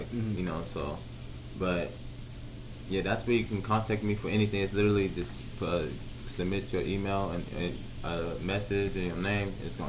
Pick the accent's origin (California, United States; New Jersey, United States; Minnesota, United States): California, United States; Los Angeles; now in Wichita, United States; I'm in Wichita, you know, so it's like both from in Kansas. And I'm originally from Los Angeles, California, but I've been in Kansas for a little minute.